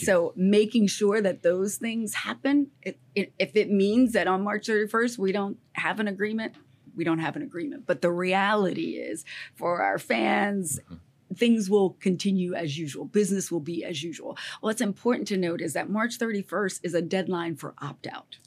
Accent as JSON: {"language": "English", "region": "Southern Maryland", "country": "United States", "tie": "born or raised there", "said": "growing up in Southern Maryland, like the only people you saw that were successful were doctors or lawyers."}